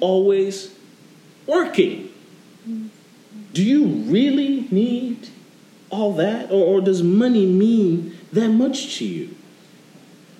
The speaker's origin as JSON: {"language": "English", "region": "New York", "country": "United States", "moved": "yes", "lives_now": "Florida, United States", "said": "When I moved to Florida, I'm originally from New York"}